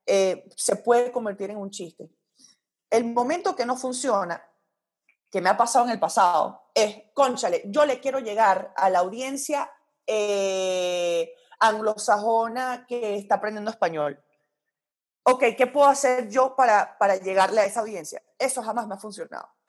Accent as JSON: {"language": "Spanish", "town": "Royal Leamington Spa", "region": "West Midlands", "country": "United Kingdom", "tie": "born there", "said": "aunque yo no soy de Inglaterra, nací en Inglaterra y puedo burlarme del acento inglés porque lo puedo hacer gracias a que mis papás me tuvieron ahí."}